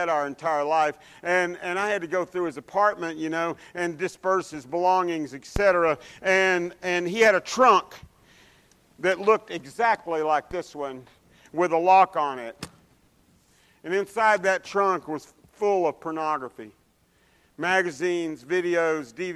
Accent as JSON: {"language": "English", "town": "Dallas", "region": "Texas", "country": "United States", "tie": "born or raised there", "said": "I grew up in Oak Cliff, which is South Dallas"}